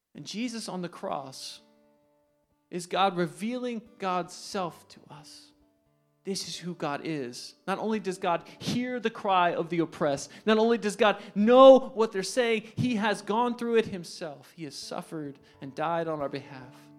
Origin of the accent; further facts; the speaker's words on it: New Jersey, United States; I'm from New Jersey